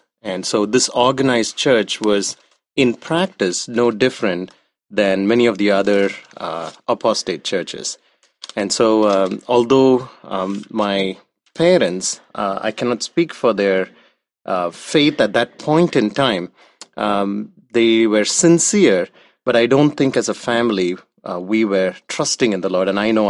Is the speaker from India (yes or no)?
yes; South India, India; moved away; I was born in India, in southern India, and I was born in a Christian family, a nominal Christian family. And middle-class family, just the average Indian